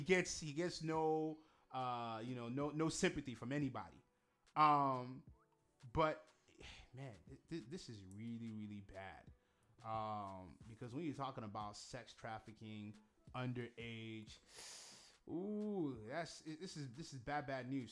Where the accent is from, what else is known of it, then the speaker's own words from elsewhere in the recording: Nigeria; I'm actually more proud to be Igbo than Nigerian.